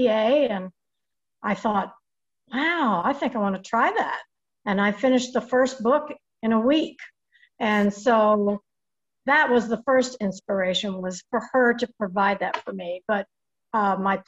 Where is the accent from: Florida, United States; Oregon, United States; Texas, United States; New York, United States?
New York, United States; also born or lived in Lexington, Kentucky; now in Winchester, United States; I was born and raised in New York